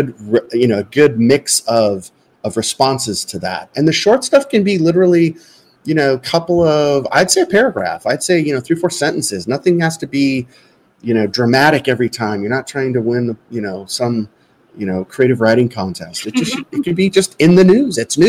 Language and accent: English; Southern California, United States; now in Arizona, United States; I live in Arizona. I live in the Southwest. I grew up in Southern California